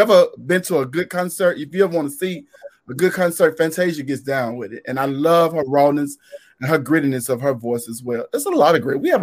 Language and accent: English; Memphis, Tennessee, United States; I'm from Memphis, Tennessee, in an area called Orange Mound